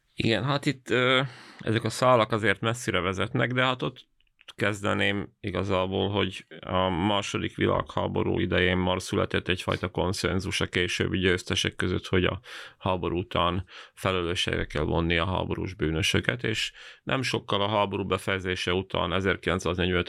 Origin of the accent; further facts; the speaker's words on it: Banská Bystrica Region, Slovakia; az én szülőfalumról